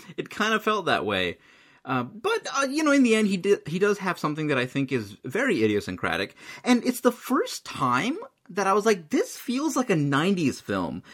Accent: United States; I'm totally American

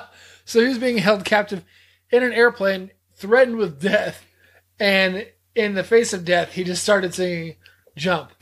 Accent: the South, United States; we're from the South

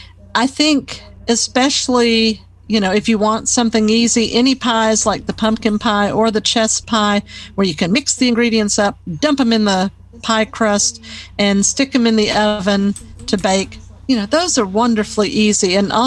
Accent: California, United States; born there; Well, I was born in California, but that's just because my dad was stationed there.

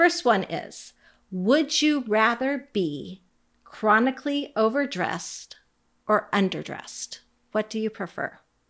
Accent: Alaska, United States; I'm from Alaska

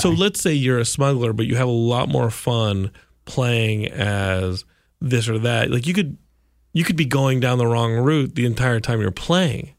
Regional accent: Austin, Texas, United States; I grew up in Austin

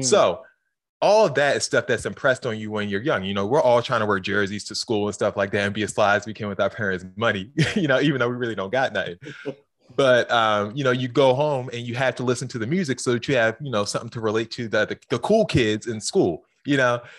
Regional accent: Baltimore, Maryland, United States; growing up in Baltimore

